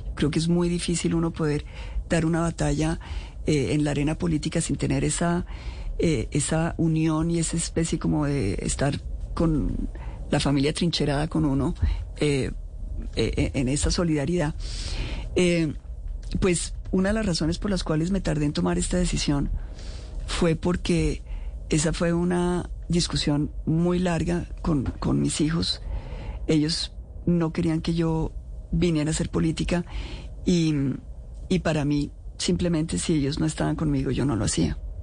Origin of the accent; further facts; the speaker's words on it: Colombia; como colombiana